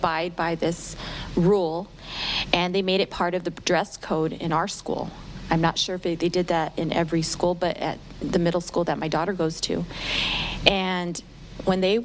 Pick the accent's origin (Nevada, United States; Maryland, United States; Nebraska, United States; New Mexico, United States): New Mexico, United States; I'm a Hispanic woman, you know, born and raised in New Mexico